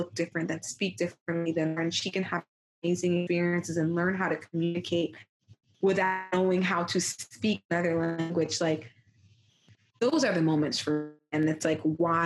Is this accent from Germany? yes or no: no; Jamaica; I am Jamaican